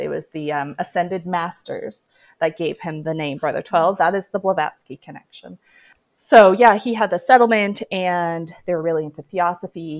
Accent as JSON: {"language": "English", "country": "Canada", "said": "I am Canadian"}